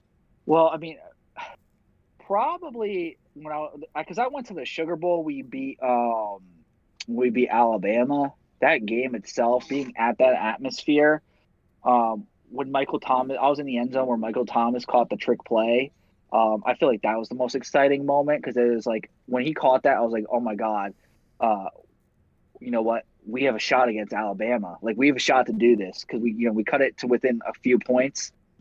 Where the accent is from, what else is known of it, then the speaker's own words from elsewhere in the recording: Ireland; now in Ohio, United States; As an Irish man, living in Ohio, I hate Notre Dame with everything.